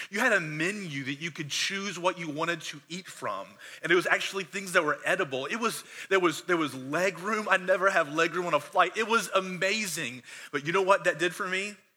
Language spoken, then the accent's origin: English; Conway, South Carolina, United States; I was born in South Carolina, here actually in Horry County in 1977.